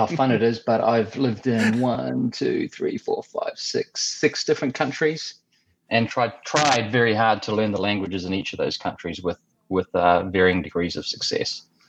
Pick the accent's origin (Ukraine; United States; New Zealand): New Zealand; Waikato; now in Bangkok, Thailand; Well, I'm a New Zealander originally, out of town, New Zealand, Waikato Province. But I call home today Bangkok and Thailand.